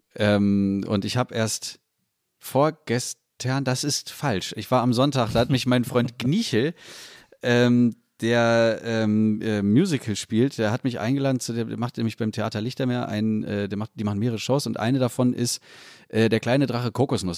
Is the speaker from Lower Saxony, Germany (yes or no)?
yes; Salzgitter, Lower Saxony, Germany; in Salzgitter Bad geboren worden im Elisabeth Elisabeth Krankenhaus, genau wie ich